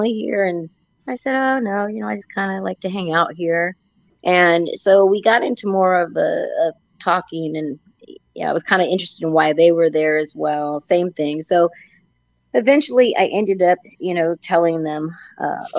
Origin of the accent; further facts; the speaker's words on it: Napa Valley, California, United States; I grew up in Napa Valley